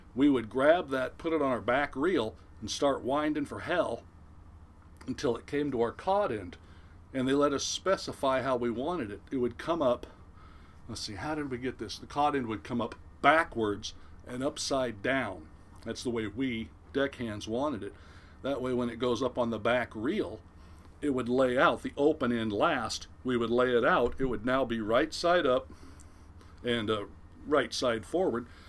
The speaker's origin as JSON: {"language": "English", "town": "Newport Beach", "region": "California", "country": "United States", "tie": "born or raised there", "said": "I'm originally born and raised in Southern California, uh, Newport Beach, Costa Mesa area, to be exact"}